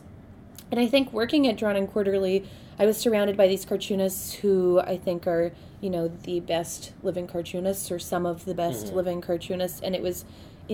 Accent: Victoria, British Columbia, Canada; moved away as an adult; also born or lived in Montreal; I grew up in Victoria, very close to here.

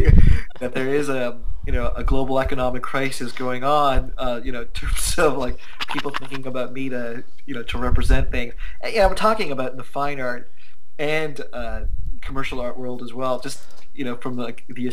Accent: Canada; I'm an Indian Canadian

